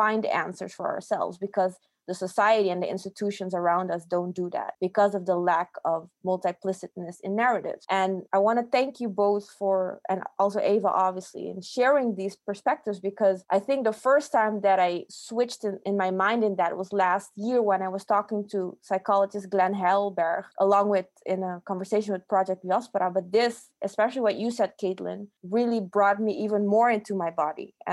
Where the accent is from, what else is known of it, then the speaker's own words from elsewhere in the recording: Aruba; growing up and being born on an island that wasn't the place where my parents were born